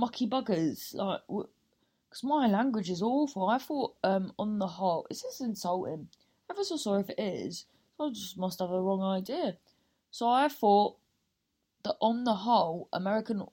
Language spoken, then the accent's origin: English; Cornwall, South West England, United Kingdom; accent: Cornish; there's lots of farms in Cornwall